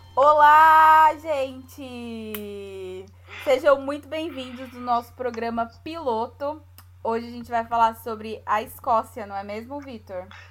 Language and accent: Portuguese; São Paulo, Brazil; accent: paulista; moved away as an adult; also born or lived in Bahia / Maryland, United States; now in Edinburgh, United Kingdom; Na verdade, eu nasci na Bahia, mas fui uhum. para São Paulo com um mês de nascida, então a gente considera mesmo de São Paulo.